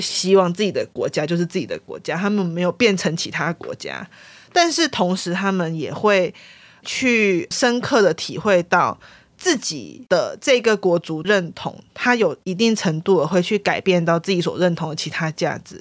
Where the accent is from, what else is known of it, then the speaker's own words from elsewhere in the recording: Taiwan; 作为台湾人玩那个剧情会很有感触